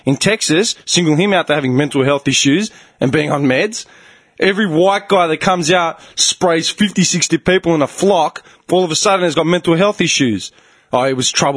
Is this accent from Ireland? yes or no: no; Clayton, Victoria, Australia; we grew up in Clayton